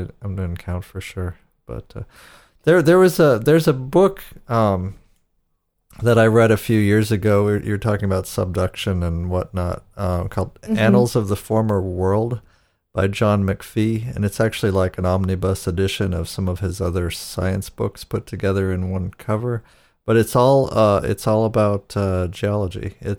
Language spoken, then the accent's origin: English; Erie, Pennsylvania, United States; I grew up in Erie, Pennsylvania, which gets snow like Buffalo.